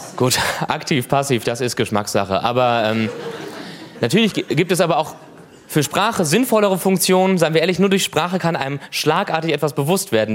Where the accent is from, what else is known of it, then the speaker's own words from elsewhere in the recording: Cologne, North Rhine-Westphalia, Germany; Ich, ich komme aus Köln.